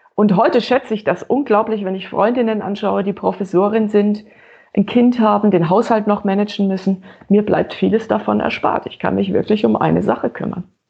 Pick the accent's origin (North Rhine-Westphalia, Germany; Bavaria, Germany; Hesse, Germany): Bavaria, Germany; Franconia; Als Fränkin